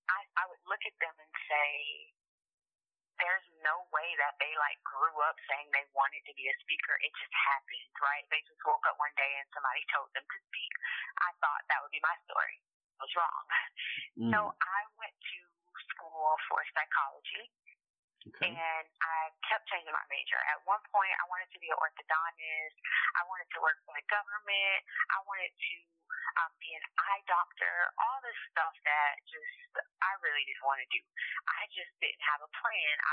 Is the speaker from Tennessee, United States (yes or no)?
no; Miami, Florida, United States; also born or lived in China; I am from the 305 ah. Miami all day.